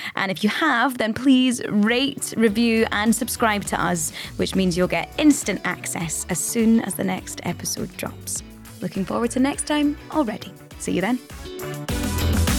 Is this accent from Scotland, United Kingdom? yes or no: yes; Scotland, United Kingdom; we're Scottish.